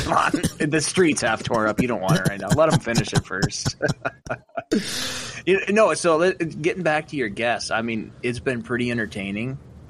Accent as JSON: {"language": "English", "region": "Montana", "country": "United States", "tie": "born or raised there", "said": "growing up in Montana"}